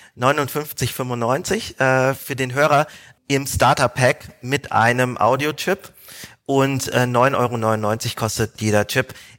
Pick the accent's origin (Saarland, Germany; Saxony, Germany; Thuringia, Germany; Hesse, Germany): Hesse, Germany; Frankfurt; moved away as an adult; also born or lived in Hamburg; ich komme ursprünglich aus Frankfurt